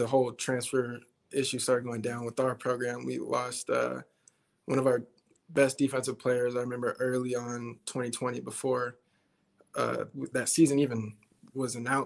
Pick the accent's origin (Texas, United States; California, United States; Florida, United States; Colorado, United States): California, United States; Twentynine Palms; moved away as an adult; also born or lived in Albuquerque, New Mexico; now in Nebraska, United States; I was originally born in Albuquerque, New Mexico, and I have a lot of family in New Mexico. So we moved from New Mexico to California when I was, six or seven. And from then on, we just stayed in California